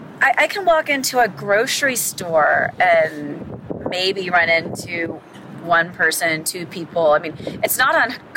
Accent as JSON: {"language": "English", "town": "Memphis", "region": "Tennessee", "country": "United States", "also_born_or_lived": "Los Angeles", "moved": "as an adult", "lives_now": "Las Vegas, United States", "said": "I'm originally from Memphis, Tennessee."}